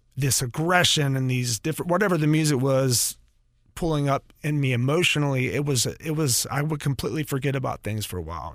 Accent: North Carolina, United States; moved away; also born or lived in Atlanta, Georgia; I'm originally from North Carolina.

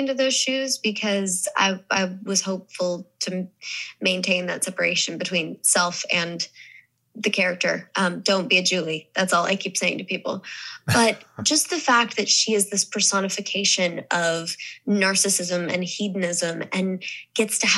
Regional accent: Missouri, United States; accent: Southern; moved away; also born or lived in the South / New York / Los Angeles; when I grew up in Missouri, everyone called me …

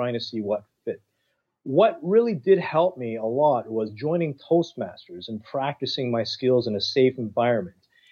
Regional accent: Toronto, Ontario, Canada; I was born in Toronto

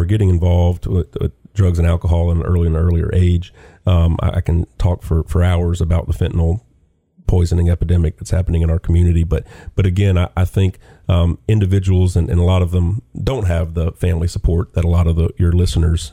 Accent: Lafayette, Louisiana, United States; moved away as an adult; also born or lived in Nashville, Tennessee; now in Chattanooga, United States; I grew up in Lafayette, Louisiana

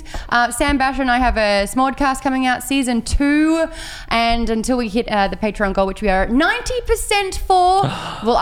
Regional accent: Australia; accent: Australian; I'm Australian and we have Australian accents now

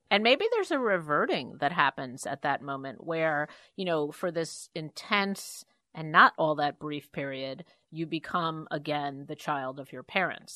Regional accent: New York City, New York, United States; who I grew up with in Queens, even poorer than we were on really the wrong side of the tracks in Jamaica

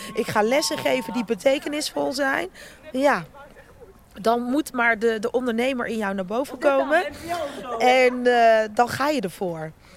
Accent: Rotterdam, South Holland, Netherlands; accent: Rotterdam; also born or lived in Suriname; als ik moe ben, dan hoor je mijn Rotterdamse accent naar boven komen

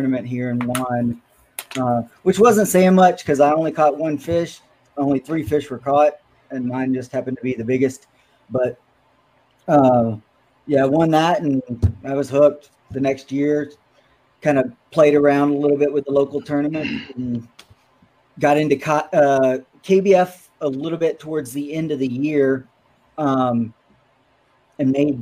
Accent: Shreveport, Louisiana, United States; also born or lived in Texas; now in Minnesota, United States; I'm from Shreveport. And yes, Caddo was my home lake growing up as a kid

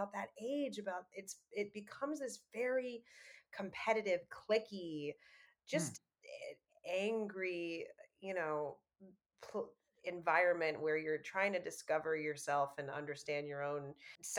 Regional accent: New York, United States; I grew up in New York

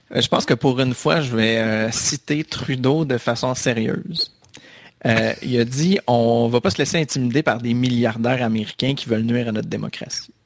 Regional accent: Laval, Quebec, Canada; où j'habitais quand j'étais petit, il y avait une place qui s'appelait réellement la place publique

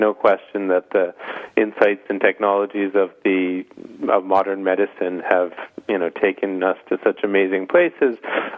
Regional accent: Boston, Massachusetts, United States; I remember when I was growing up in Boston

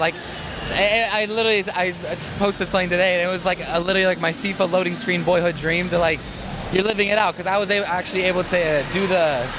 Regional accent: Arizona, United States; also born or lived in Salt Lake City; I grew up with him in Arizona when I was like 7.

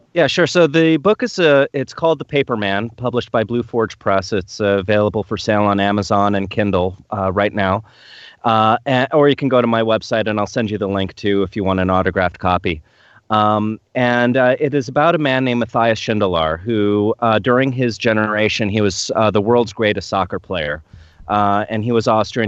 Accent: New York, United States; now in Tacoma, United States; I grew up in New York

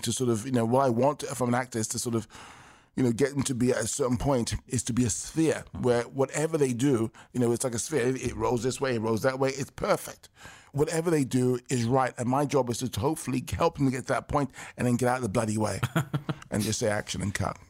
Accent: London, United Kingdom; I was born and raised in London, England, in nineteen sixty-nine

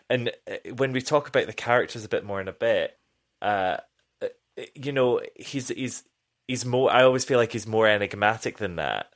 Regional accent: United Kingdom; as a British person

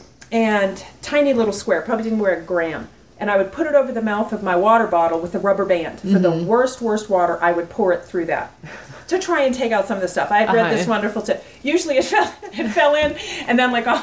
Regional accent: North Carolina, United States; I'm from North Carolina. I'm like a beach bum

